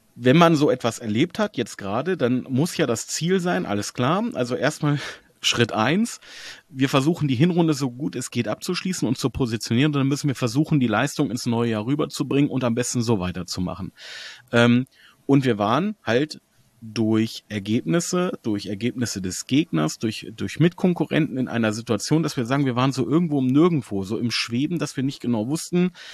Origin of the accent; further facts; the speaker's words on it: Hanover, Lower Saxony, Germany; Ich bin Hannoveran, von Geburt